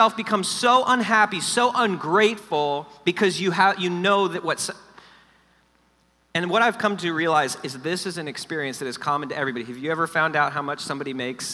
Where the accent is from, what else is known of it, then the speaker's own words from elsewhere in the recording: South Florida, United States; I grew up in South Florida, which is like LA of the East